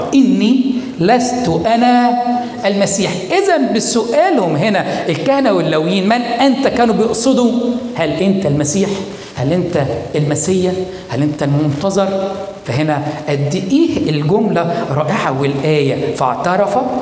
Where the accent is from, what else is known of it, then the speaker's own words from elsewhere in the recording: Egypt; بلادنا مصر